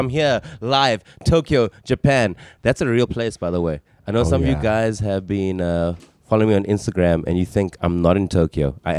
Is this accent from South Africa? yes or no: yes; South Africa; I'm from South Africa.